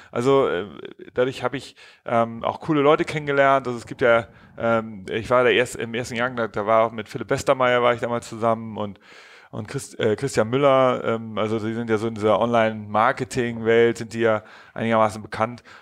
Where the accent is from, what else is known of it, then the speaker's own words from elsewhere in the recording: Hamburg, Germany; Genau, ich bin in Hamburg aufgewachsen. Ich komme so aus, aus den Elbvororten, war, war da, habe da Abi gemacht